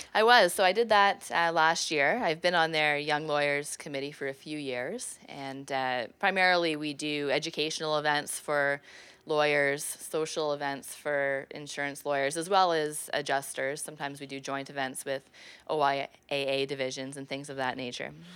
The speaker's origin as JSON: {"language": "English", "town": "Prescott", "region": "Ontario", "country": "Canada", "said": "I'm originally from Prescott, Ontario"}